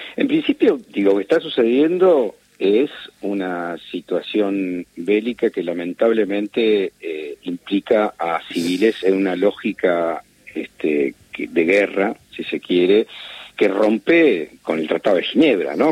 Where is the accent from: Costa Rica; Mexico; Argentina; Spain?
Argentina; como argentino y como judío